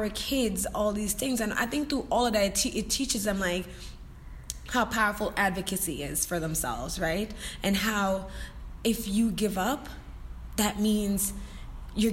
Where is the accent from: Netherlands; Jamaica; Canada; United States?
Jamaica; I'm Jamaican, and in my culture, that's taboo.